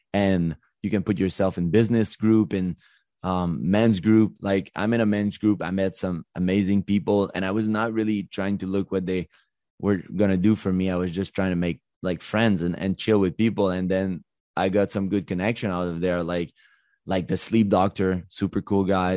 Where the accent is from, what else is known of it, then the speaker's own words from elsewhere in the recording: Montreal, Quebec, Canada; also born or lived in Los Angeles; I'm from Montreal